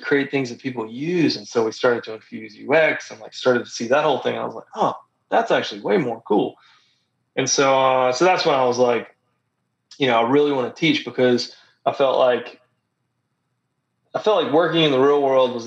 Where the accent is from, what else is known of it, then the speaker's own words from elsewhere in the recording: Gulf Coast of Mississippi, United States; moved away as an adult; also born or lived in Memphis, Tennessee / Savannah, Georgia; I grew up on the Gulf Coast of Mississippi